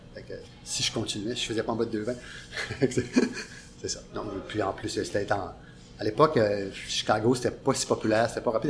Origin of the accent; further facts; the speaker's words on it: Pohénégamook, Quebec, Canada; moved away as an adult; now in Montreal, Canada; Je viens de Ponegamouk, dans le bois une petite ville où il ce n'y avait pas tellement de choix d'activités sportives à faire